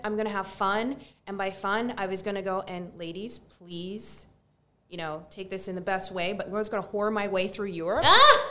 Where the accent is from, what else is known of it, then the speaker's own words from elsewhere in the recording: Barbados; moved away; also born or lived in New York; well, actually, I'm from Barbados. I was born, raised there.